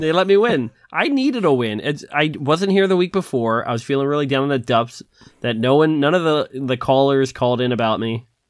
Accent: Philadelphia, Pennsylvania, United States; I'm from Philadelphia

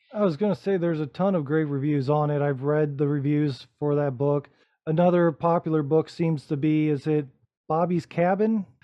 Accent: Rising Sun, Ohio, United States; moved away; I'm originally from Northwest Ohio myself, right out of a small farm town with one blinking light that no one's ever heard

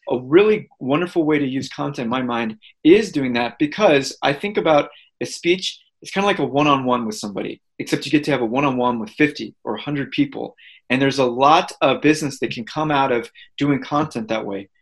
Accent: St. Louis, Missouri, United States; moved away as an adult; I grew up in St. Louis, Missouri

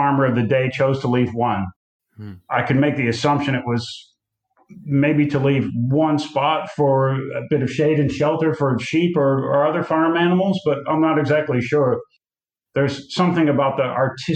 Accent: United States; now in South Australia, Australia; an American living in Australia

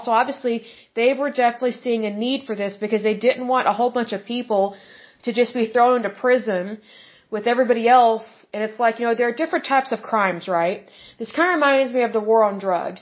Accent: Oklahoma, United States; I was born and raised in Oklahoma

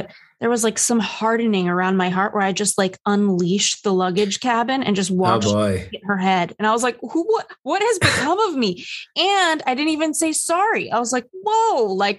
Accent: New York, United States; Oh my gosh. I hit a low as a New Yorker, Ethan, just the other day.

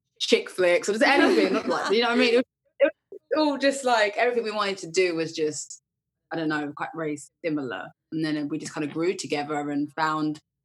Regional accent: Essex, East of England, United Kingdom; I'm from Essex.

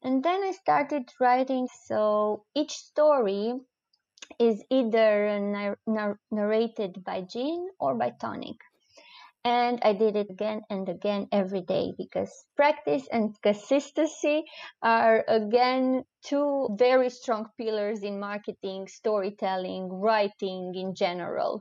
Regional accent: Romania; English is a second language; moved away as an adult; also born or lived in Cluj-Napoca, Romania; now in Breda, Netherlands; I didn't want to leave Romania. It has never crossed my mind that I will uh, leave uh, my home country

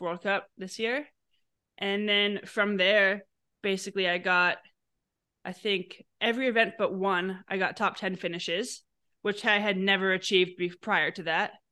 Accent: New York City, New York, United States; I grew up in New York City and skied every weekend in Vermont

